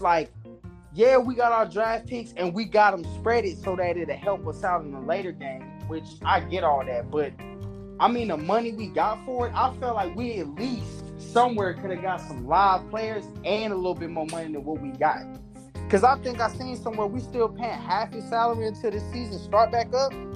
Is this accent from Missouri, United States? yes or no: yes; Kansas City, Missouri, United States; I'm from Kansas City, Missouri